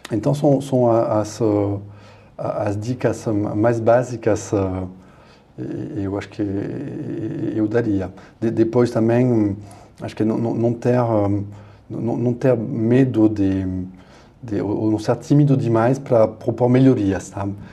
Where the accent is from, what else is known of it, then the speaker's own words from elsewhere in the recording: France; Portuguese is a second language; now in Brazil; bom, falar da França porque sou francês, né?